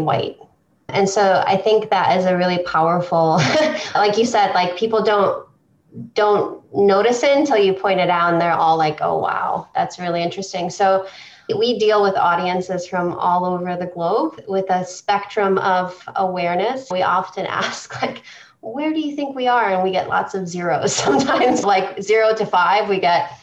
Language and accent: English; Romania; moved away; I'm originally from Romania